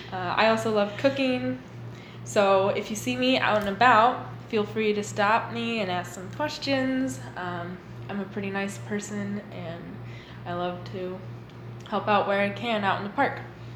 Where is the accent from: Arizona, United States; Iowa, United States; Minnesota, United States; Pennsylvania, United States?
Iowa, United States; Victor; I have bright red hair, not the beard, the hair. I'm from Victor. I went to HLV. And then I moved on to the University of Iowa.